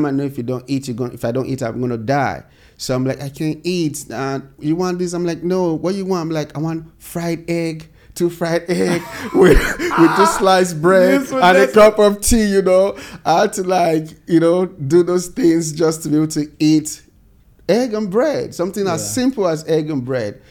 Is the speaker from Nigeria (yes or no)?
yes; Nigeria; moved away as an adult; now in United States; growing up in Nigeria